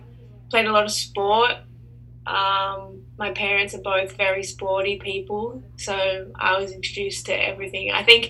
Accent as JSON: {"language": "English", "town": "Sydney", "region": "New South Wales", "country": "Australia", "tie": "born or raised there", "also_born_or_lived": "Melbourne / London / United States", "said": "I am a musician from Australia."}